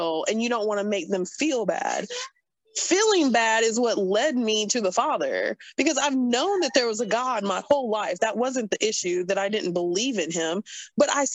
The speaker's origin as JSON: {"language": "English", "region": "North Carolina", "country": "United States", "said": "I am redneck from North Carolina"}